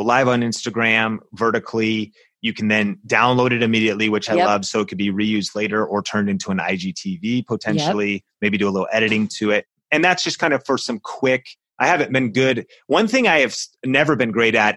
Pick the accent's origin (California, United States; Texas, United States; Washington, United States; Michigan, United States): Washington, United States; Seattle; I grew up in Seattle, home of Starbucks